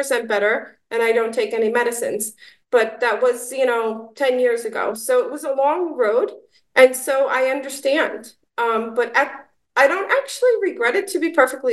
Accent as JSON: {"language": "English", "town": "New York City", "region": "New York", "country": "United States", "tie": "born or raised there", "said": "I was born and raised in New York City"}